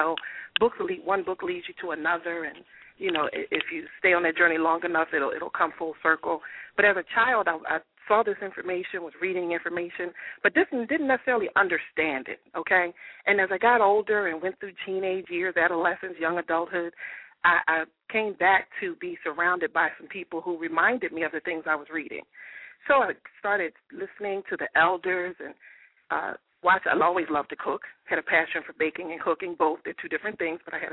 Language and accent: English; Philadelphia, Pennsylvania, United States; I hail from Philadelphia, PA, born and raised